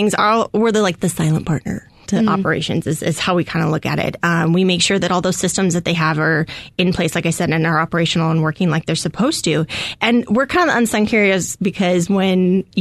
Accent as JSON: {"language": "English", "town": "Scottsdale", "region": "Arizona", "country": "United States", "tie": "born or raised there", "said": "I grew up in North Scottsdale, and I just love the Valley"}